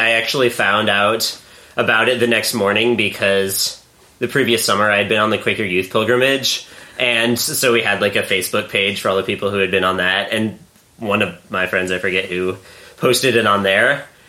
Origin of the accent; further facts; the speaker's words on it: Richmond, Indiana, United States; from Richmond, Indiana.